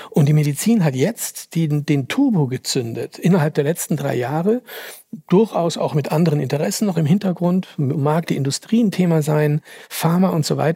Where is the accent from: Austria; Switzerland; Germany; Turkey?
Austria; Finde ja interessant, dass ich hier eingeladen werde als Österreicher für den Jahresrückblick für Deutschland.